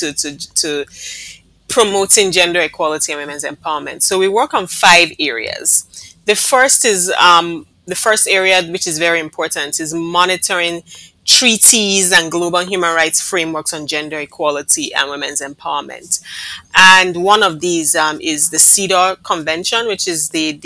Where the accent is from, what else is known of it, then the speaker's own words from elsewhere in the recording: Nigeria; now in Barbados; I was born and raised in Nigeria of a Barbadian mother and a Nigerian father